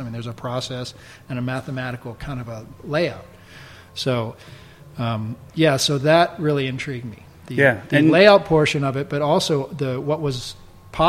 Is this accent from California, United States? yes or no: yes; Los Angeles, California, United States; I grew up in California and Los Angeles in Studio City, which is in San Fernando Valley. That's where we all grew up.